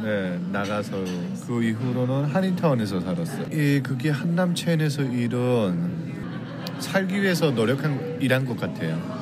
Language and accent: Korean; North Korea; also born or lived in South Korea; now in Los Angeles, United States; 제 고향 땅에까지 가려고